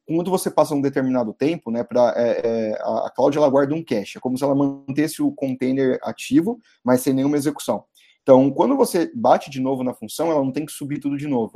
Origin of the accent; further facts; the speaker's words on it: ABC region, São Paulo, Brazil; eu sou do ABC, né, eu não sou de São Paulo, eu sou dos arredores de São Paulo